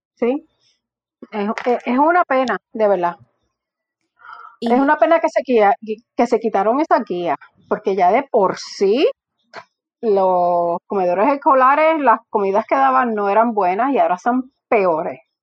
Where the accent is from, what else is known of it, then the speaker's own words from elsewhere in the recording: Morovis, Puerto Rico; yo soy de Morovis, o sea que yo sé de lo que es que el colmadito de la esquina, que mi abuela me daba tres pesos y yo tenía que ir a caminar al colmadito a la esquina